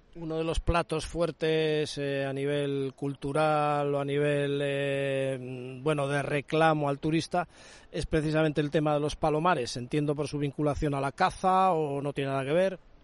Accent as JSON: {"language": "Spanish", "town": "San Sebastián", "region": "Basque Country", "country": "Spain", "said": "En Donosti las tenemos potentes"}